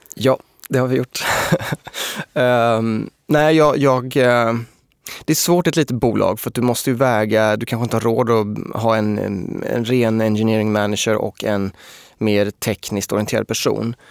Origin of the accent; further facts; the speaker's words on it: Småland, Sweden; also born or lived in Linköping; now in Stockholm, Sweden; Jag är ju uppvuxen eh, nere i Småland